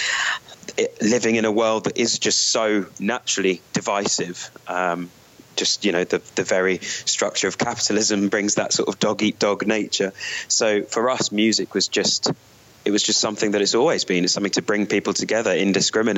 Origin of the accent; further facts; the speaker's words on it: United Kingdom; being a British band